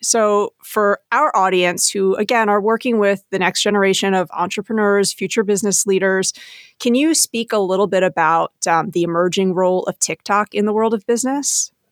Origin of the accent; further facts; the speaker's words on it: New Jersey, United States; I was born and bred in New Jersey